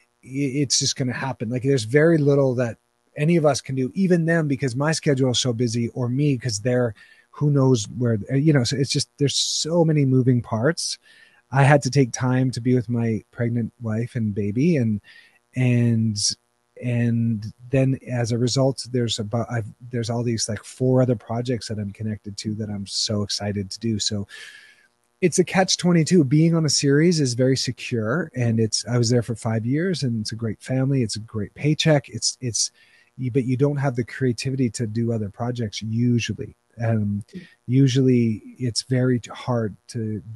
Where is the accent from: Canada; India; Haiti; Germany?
Canada; I'm Canadian